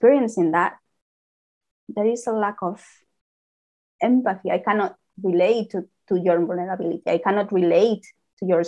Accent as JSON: {"language": "English", "country": "Spain", "tie": "born or raised there", "second_language": "English", "moved": "yes", "said": "I was born in Spain, where I have to learn another language"}